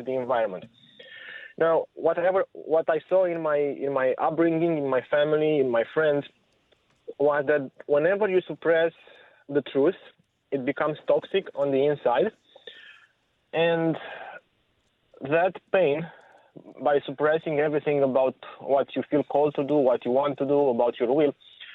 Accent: Romania; moved away; I grew up in Romania during the last years of communism

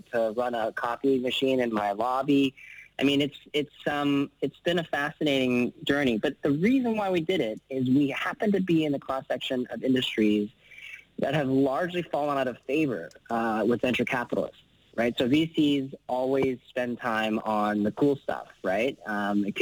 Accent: Vancouver, British Columbia, Canada; moved away as an adult; also born or lived in San Francisco; I was born and raised in Vancouver. I'm Canadian.

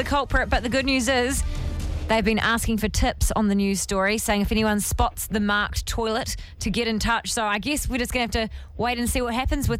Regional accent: Timaru, Canterbury, New Zealand; It's come out of my hometown of Timaru.

